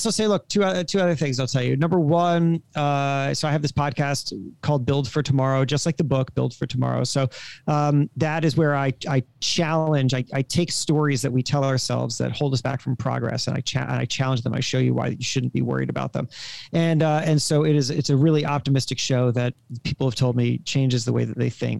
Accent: Coral Springs, Florida, United States; I was raised in Coral Springs, Florida.

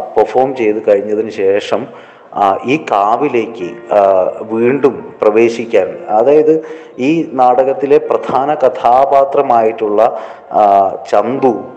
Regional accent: Koyilkavu village, Kerala, India; ഞാൻ ജനിച്ചത് ഒരു റിമോട്ടായിട്ടുള്ള കൊയിൽക്കാവ് എന്ന് പറയുന്ന ഒരു വില്ലേജിലാണ്

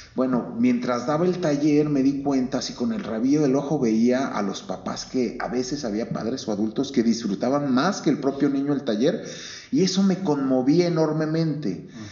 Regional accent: Guadalajara, Jalisco, Mexico; ahí mero nací y, este, aquí en Guadalajara he vivido la, mayor parte de mi vida

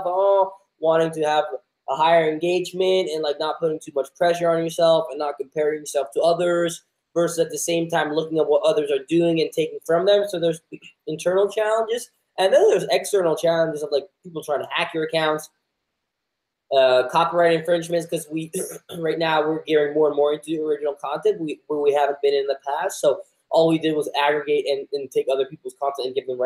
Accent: Sweden; moved away as an adult; I'm a Sweden native, born and raised in Sweden, 18 years in Sweden.

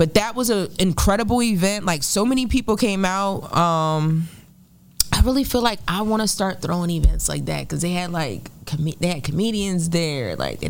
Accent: Willingboro, New Jersey, United States; I'm from Willingboro.

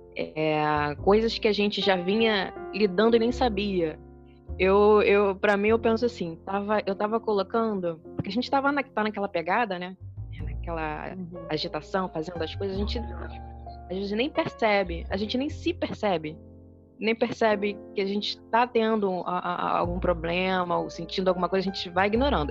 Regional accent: Brazil; A gente é brasileira

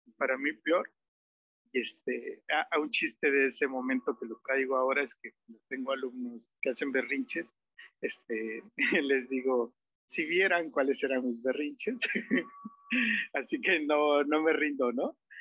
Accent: Nejapa de Madero, Oaxaca, Mexico; yo este, nací en Nejapa de Madero, de padres nejapeños

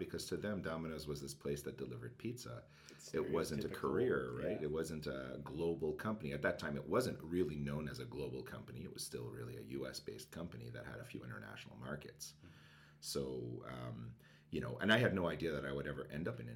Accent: Canada; also born or lived in Montreal; I'm Canadian

